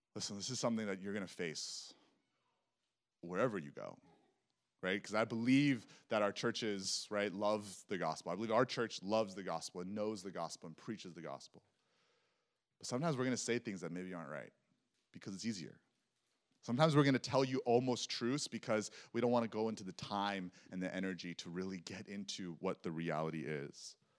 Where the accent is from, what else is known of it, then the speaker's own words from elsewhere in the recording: Texas, United States; I grew up in Texas